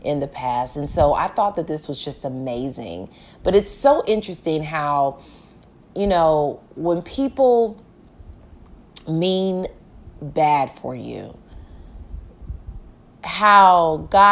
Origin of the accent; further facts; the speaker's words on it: Houston, Texas, United States; I was born and raised in Houston, Texas